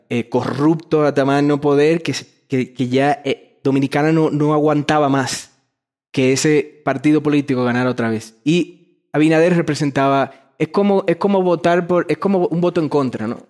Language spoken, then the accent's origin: Spanish; Ecuador; bienvenido a mi tierra